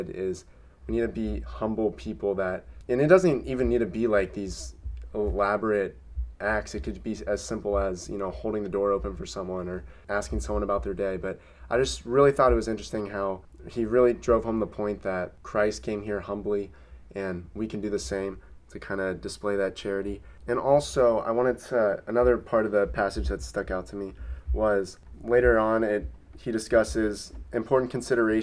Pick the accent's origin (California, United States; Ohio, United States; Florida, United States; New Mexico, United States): Ohio, United States; Cincinnati; my hometown in Cincinnati